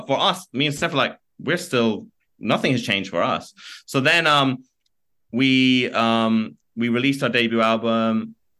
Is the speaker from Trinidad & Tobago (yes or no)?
no; County Kerry, Ireland; we're from Kerry in County Kerry in Ireland. And we had people chanting Kerry as we're walking out in Germany.